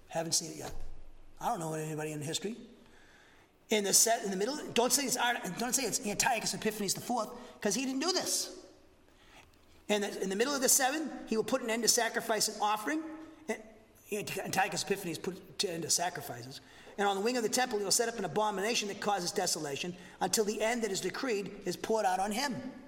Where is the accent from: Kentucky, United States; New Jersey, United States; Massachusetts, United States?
Massachusetts, United States; now in Huntsville, United States; I'm from Massachusetts too, okay? I talk too much, talk too fast.